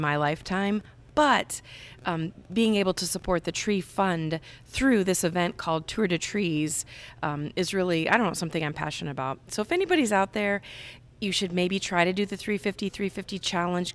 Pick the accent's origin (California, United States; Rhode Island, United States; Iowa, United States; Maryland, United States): Iowa, United States; Cedar Rapids; my hometown, Cedar Rapids, Iowa